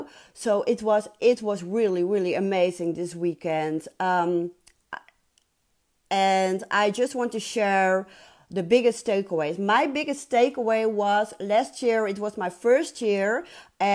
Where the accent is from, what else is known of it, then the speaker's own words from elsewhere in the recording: Netherlands; I'm from Holland